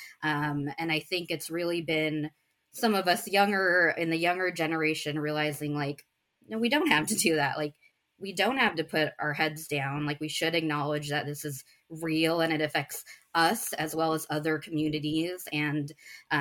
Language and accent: English; United States; I'm Indian American. My parents immigrated from India in the 80s, but I was born here in the States